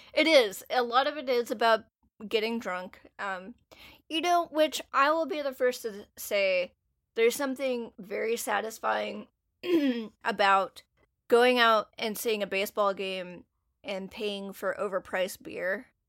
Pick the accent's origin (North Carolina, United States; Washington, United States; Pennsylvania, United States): North Carolina, United States; if you grow up in an area, you're gonna absorb part of the dominant culture that's there, and NASCAR and barbecue and A C C basketball is one of those things that I grew up around a lot.